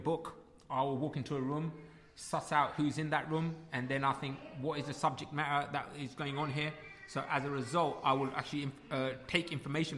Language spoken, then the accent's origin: English; United Kingdom; You're British, I'm British. End of. And our culture is Punjabi